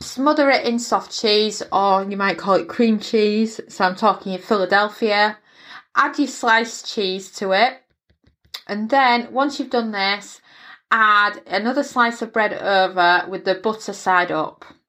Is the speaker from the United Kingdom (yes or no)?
yes; England, United Kingdom; moved away; where I grew up in England